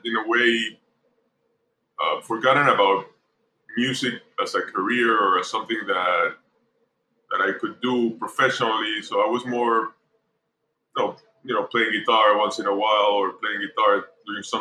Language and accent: English; Panama; I was born here in Panama